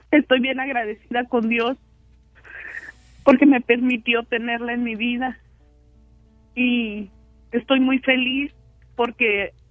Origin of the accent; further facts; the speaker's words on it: Puerto Peñasco, Sonora, Mexico; also born or lived in Nogales; Yo nací en Puerto Peñasco, digo en Nogales, pero me crié en Puerto Peñasco.